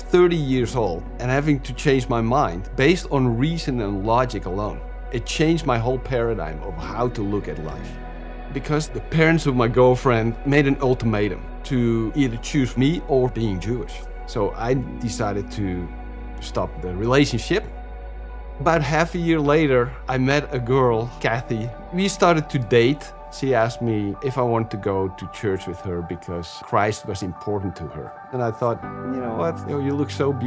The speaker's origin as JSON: {"language": "English", "town": "Amsterdam", "region": "North Holland", "country": "Netherlands", "tie": "born or raised there", "moved": "yes", "said": "I was born in Amsterdam in the Netherlands in 1961."}